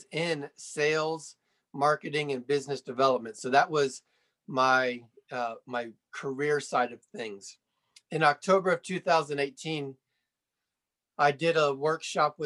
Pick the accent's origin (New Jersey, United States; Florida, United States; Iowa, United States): Florida, United States; Sarasota; moved away as an adult; also born or lived in Fort Lauderdale, Florida; now in Colorado Springs, United States; I grew up in Florida, Sarasota to be specific